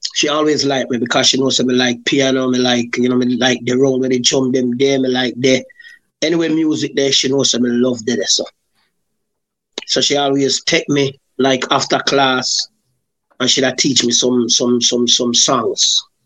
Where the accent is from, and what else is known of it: Macca Tree, Saint Catherine, Jamaica; born or raised there; also born or lived in Spanish Town, Jamaica